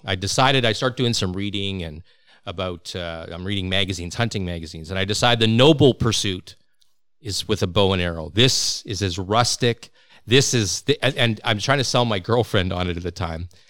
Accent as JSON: {"language": "English", "town": "Regina", "region": "Saskatchewan", "country": "Canada", "moved": "yes", "lives_now": "British Columbia, Canada", "said": "I'm from Regina"}